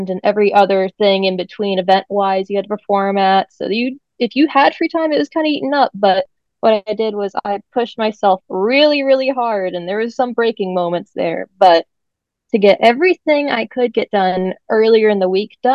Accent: East Tennessee, United States; moved away as an adult; also born or lived in Clarksville, Tennessee; now in California, United States; I'm not from here. I'm from East Tennessee

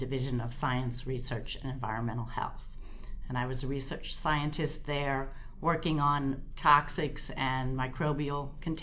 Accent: Moorestown, New Jersey, United States; I grew up in Moorestown, Burlington County

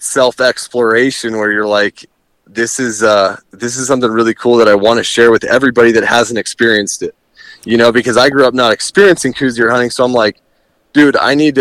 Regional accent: Tucson, Arizona, United States; I kind of grew up in the Tucson area

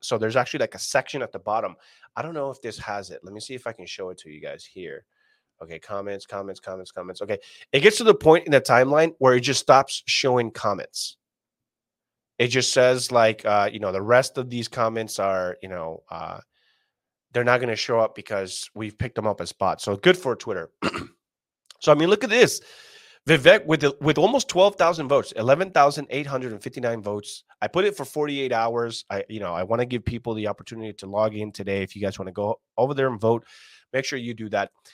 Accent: California, United States; as a Californian

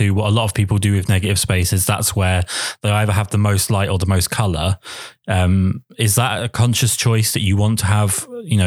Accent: England, United Kingdom; Being English

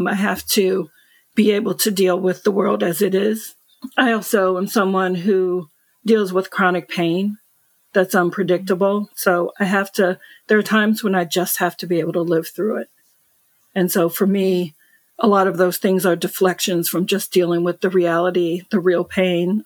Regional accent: United States; I'm American

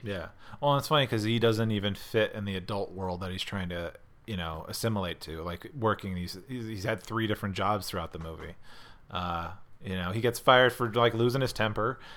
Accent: Scranton, Pennsylvania, United States; i grew up in scranton pennsylvania

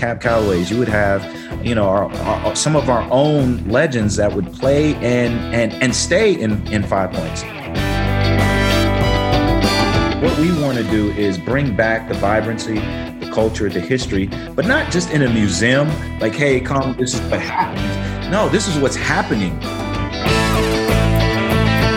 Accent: Denver, Colorado, United States; I grew up Northeast Denver. I grew up in the Clayton and North City Park neighborhood

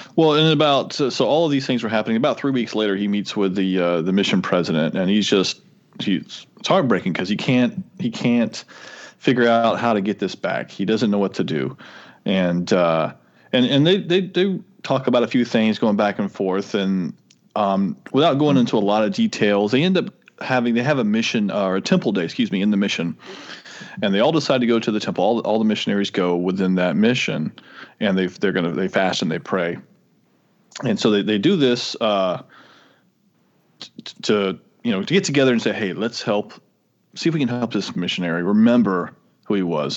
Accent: Florida, United States; moved away as an adult; also born or lived in Tennessee; I'm from Florida

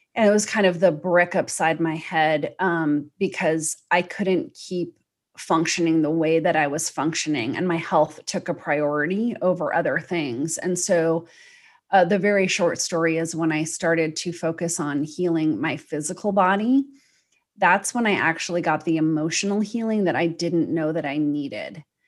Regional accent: United States; I'm an American

